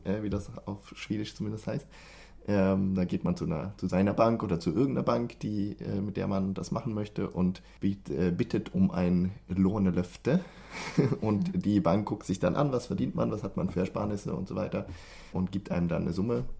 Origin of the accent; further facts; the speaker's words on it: Germany; moved away as an adult; now in Sweden; als, als Deutscher wie wir